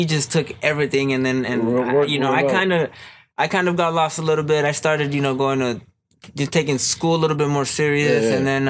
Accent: Baldwin Park, California, United States; I'm from Baldwin Park. I'm from Baldwin Park. I've been there most of my life, bro. Most of my life, I've been living there.

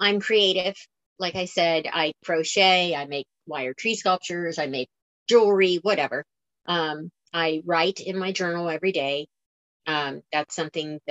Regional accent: Florida, United States; I'm from Florida, so flatland

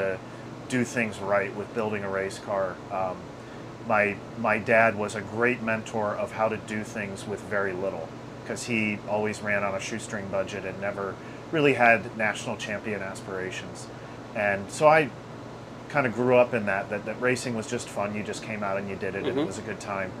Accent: Michigan, United States; moved away; where I grew up in Michigan, they had a quarter midget track right there at Waterford Hills, which was our local track where I grew up

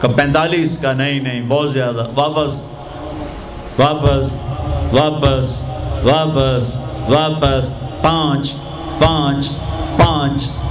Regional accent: Tulamba, Punjab, Pakistan; میرا گاؤں ہے میرا ضلع ملتان ہے اور اس میں چھوٹا سا ٹاؤن ہے تلمبا اس کے ساتھ میرا گاؤں ہے

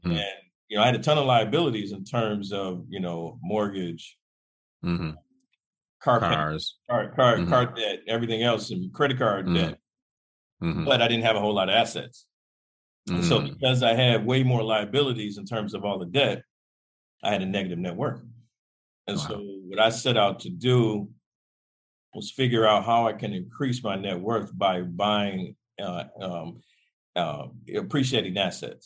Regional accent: Detroit, Michigan, United States; I grew up in Detroit

